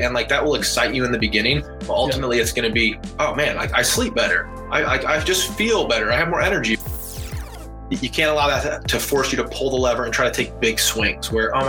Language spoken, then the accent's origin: English; Rock Island, Illinois, United States; Arsenal Island. So that is my hometown.